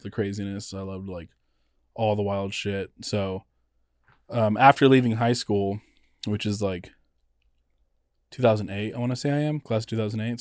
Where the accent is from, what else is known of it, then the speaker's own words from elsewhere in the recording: Los Angeles, California, United States; also born or lived in Fontana, California / San Francisco, California / Oakland, California; I'm originally born in Los Angeles